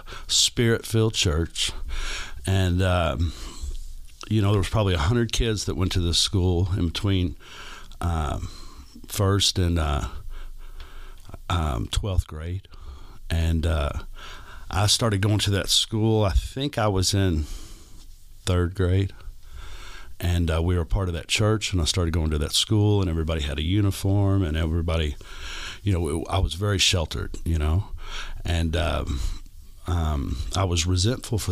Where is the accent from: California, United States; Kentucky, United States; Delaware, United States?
Kentucky, United States; Louisville; also born or lived in Corpus Christi, Texas / Virginia Beach / Pensacola, Florida / Italy; we settled back in Louisville because that's where my parents were from